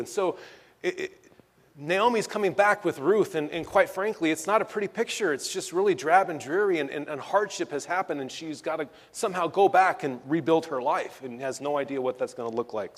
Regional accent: Southern California, United States; I'm born and raised in Southern California.

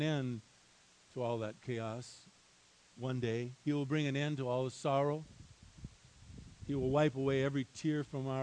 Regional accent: Highland Park, Michigan, United States; moved away; I was born and raised in a little town called Highland Park, Michigan

